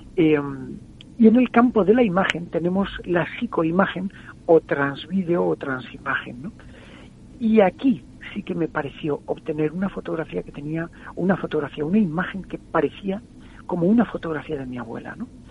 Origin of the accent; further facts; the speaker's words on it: San Vicente del Raspeig, Valencian Community, Spain; en una emisora de mi pueblo